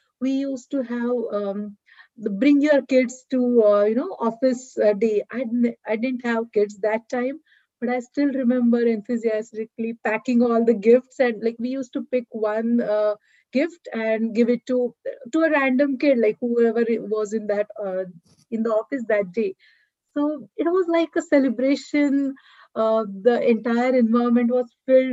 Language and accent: English; a small town in Western India, India; moved away as an adult; now in United States; I'm basically from a small town in Western India. I've been born and brought up in India. I lived in India till I was 27 years old.